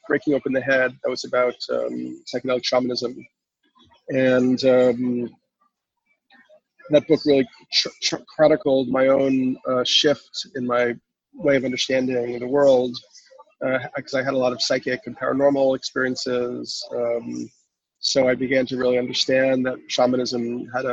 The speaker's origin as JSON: {"language": "English", "town": "New York City", "region": "New York", "country": "United States", "tie": "born or raised there", "said": "I grew up in New York City"}